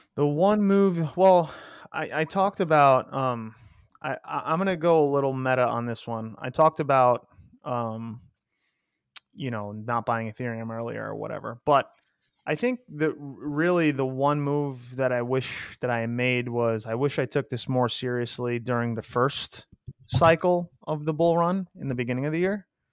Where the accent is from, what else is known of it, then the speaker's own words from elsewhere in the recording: New York, United States; a half American, half Greek boy from New York